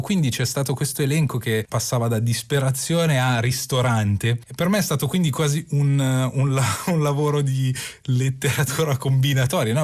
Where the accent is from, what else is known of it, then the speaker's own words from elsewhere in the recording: Milan, Lombardy, Italy; io sono di Milano